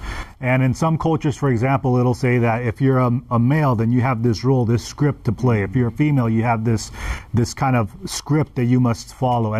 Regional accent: United States; I was born in America

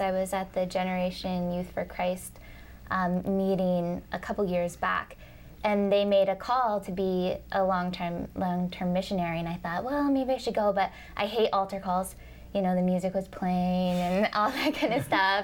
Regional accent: Minnesota, United States; I'm from Minnesota originally, but I'm moving to Canada.

